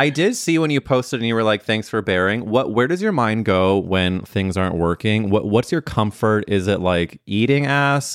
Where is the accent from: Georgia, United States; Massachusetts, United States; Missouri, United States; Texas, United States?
Missouri, United States; St. Louis; moved away; growing up in Saint Louis Mo